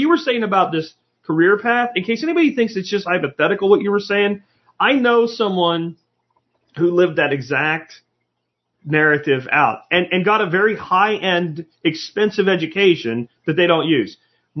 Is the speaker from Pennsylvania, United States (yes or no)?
no; Jacksonville, Florida, United States; Wall ball we used to play with a racquetball when I was growing up in Jacksonville, Florida.